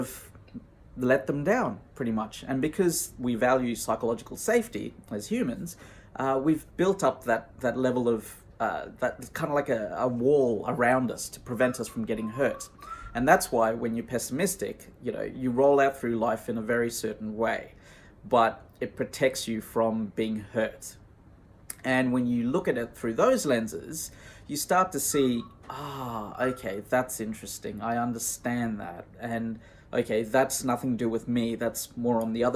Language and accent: English; Australia; also born or lived in Sri Lanka; I was born in Australia